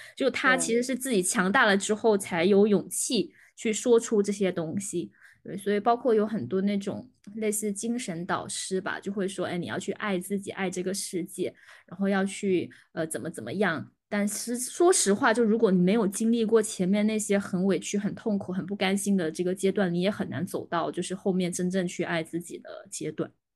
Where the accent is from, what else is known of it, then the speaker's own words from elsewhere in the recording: Guangdong, China; 生活在潮汕地区，然后又是外地，我们又从外地迁到潮汕地区的